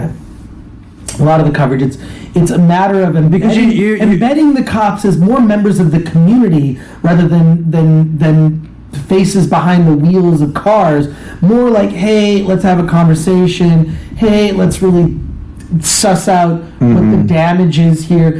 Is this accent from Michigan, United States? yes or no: yes; Royal Oak, Michigan, United States; now in Los Angeles, United States; I grew up in Royal Oak, about 2 miles outside of Detroit